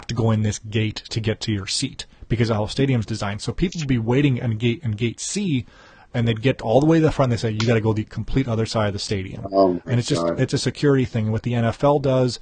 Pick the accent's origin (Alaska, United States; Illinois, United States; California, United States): Illinois, United States; Chicago; where are you from? I'm like, Chicago